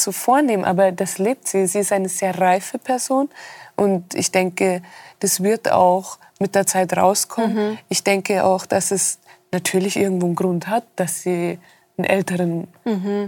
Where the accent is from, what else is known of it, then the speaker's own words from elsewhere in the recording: Rosenheim, Bavaria, Germany; war ich auch wirklich mein Leben lang fast in Rosenheim nur